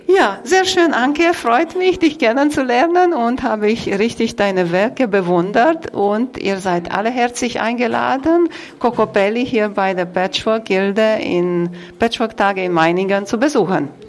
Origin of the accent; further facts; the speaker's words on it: Vorarlberg, Austria; Ich komme aus Vorarlberg